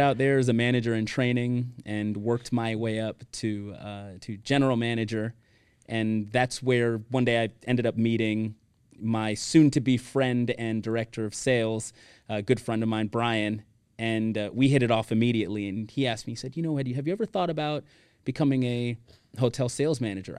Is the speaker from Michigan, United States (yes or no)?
no; Miami, Florida, United States; moved away as an adult; also born or lived in Weston, Florida; now in Texas, United States; born and raised in Miami, Florida